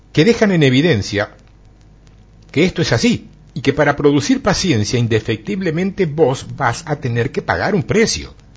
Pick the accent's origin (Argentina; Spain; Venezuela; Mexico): Argentina; como buen argentino